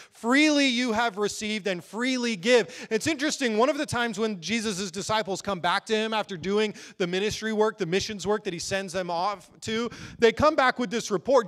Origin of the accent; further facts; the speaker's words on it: United States; we as American Christians